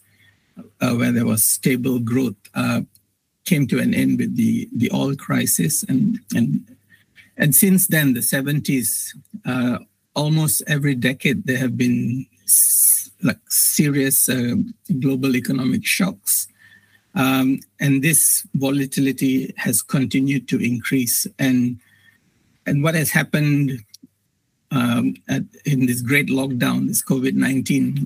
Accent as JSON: {"language": "English", "country": "Malaysia", "moved": "as an adult", "lives_now": "Australia", "said": "I'm a Malaysian, but working in Australia at the Murdoch University"}